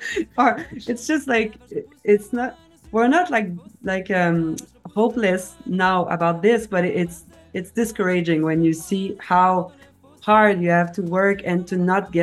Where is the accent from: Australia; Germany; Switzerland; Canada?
Canada; Quebec; first language French; English is a second language; also born or lived in Boston